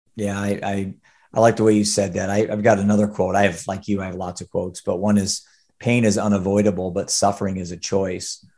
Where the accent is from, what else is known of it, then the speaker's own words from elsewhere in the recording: Cedar Rapids, Iowa, United States; I'm from Cedar Rapids, Iowa